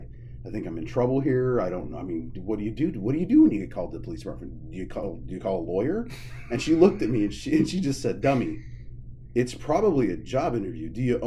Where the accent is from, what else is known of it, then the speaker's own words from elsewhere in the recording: Scottsbluff, Nebraska, United States; I grew up in Scottsbluff, in the country, about 8 miles outside of town, all paved road. So I was a country kid because I didn't live in the city limits, but we weren't farmers or anything like that.